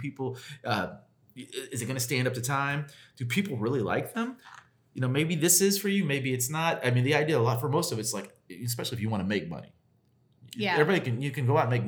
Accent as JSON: {"language": "English", "region": "Indiana", "country": "United States", "said": "we're from Indiana. We live in Indiana."}